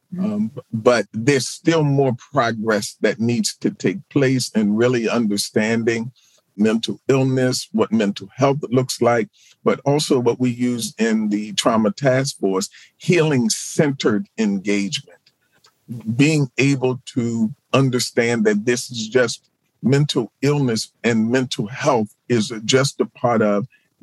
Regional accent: Baltimore, Maryland, United States; born or raised there

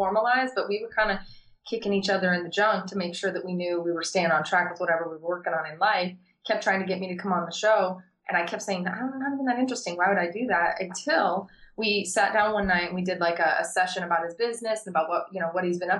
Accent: Las Vegas, Nevada, United States; I grew up in Vegas. I've been here since I was 9.

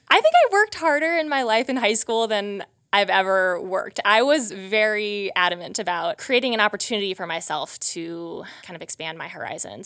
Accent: Wisconsin, United States; moved away as an adult; also born or lived in Massachusetts; now in Montana, United States; I grew up in Wisconsin

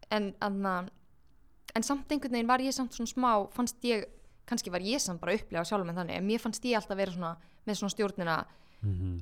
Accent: Kópavogur, Capital Region, Iceland; also born or lived in Garðabær; ég ólst upp í Garðabæ og Kópaví mm. svona aðalega samt í Kópaví

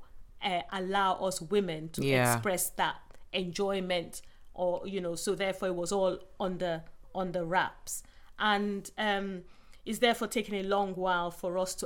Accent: southern Nigeria, Nigeria; moved away as an adult; now in England; where I grew up, I went to, you know, school in the South and uni in the South

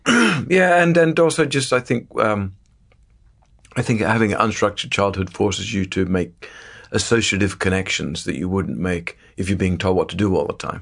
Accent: Sydney, New South Wales, Australia; moved away; I grew up in the northern beaches of Sydney in Australia

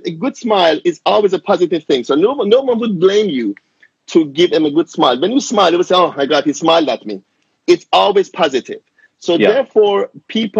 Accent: Germany; moved away as an adult; also born or lived in Iran; now in London, United Kingdom; I'm Iranian. I grew up in Germany as a child and I finished my dental school in Germany

